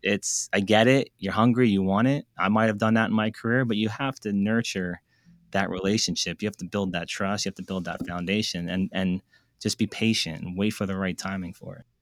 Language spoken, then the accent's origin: English; United States; also born or lived in New York; I grew up in New Jersey, New York